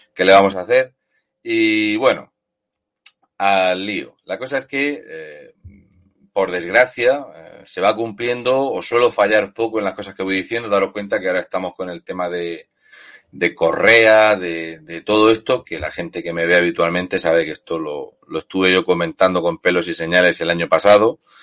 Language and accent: Spanish; Region of Murcia, Spain; Lo de murciano es porque básicamente soy de Murcia